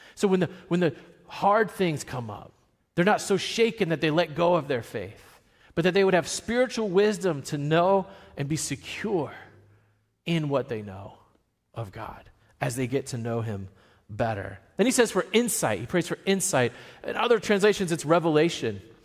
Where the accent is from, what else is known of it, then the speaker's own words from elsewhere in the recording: Virginia, United States; I'm from Virginia.